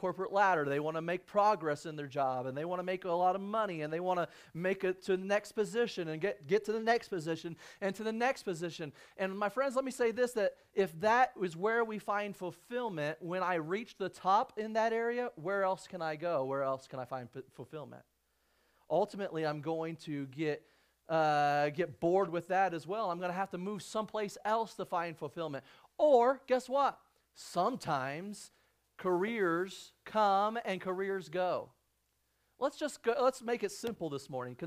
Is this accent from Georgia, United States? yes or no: no; Illinois, United States; now in Arizona, United States; I grew up in Illinois.